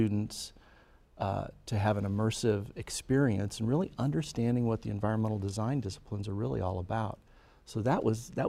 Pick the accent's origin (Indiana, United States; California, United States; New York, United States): Indiana, United States; Fort Wayne; Electric Works, which we're developing in my hometown of Fort Wayne